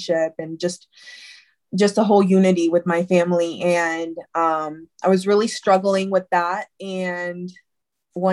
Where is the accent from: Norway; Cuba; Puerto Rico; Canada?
Puerto Rico; now in United States; I attended services in Puerto Rico because I'm originally from Puerto Rico. But when I moved to the States